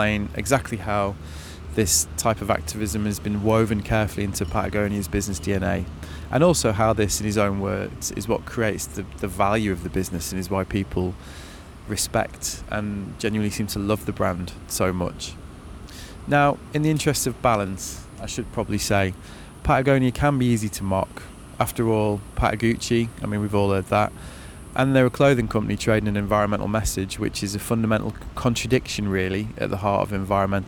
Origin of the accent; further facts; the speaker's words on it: Manchester, North West England, United Kingdom; That's my hometown, actually.